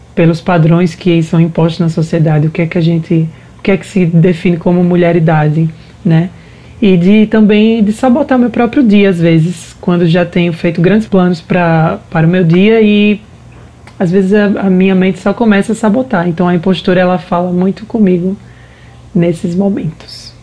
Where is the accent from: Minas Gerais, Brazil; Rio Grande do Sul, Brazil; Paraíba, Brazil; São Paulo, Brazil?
Paraíba, Brazil; now in Recife, Brazil; sou paraibana, né, como falou anteriormente, moro em Recife atualmente